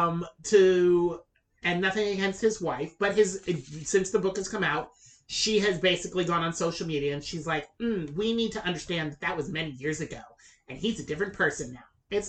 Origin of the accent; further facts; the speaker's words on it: the South, United States; I grew up in the South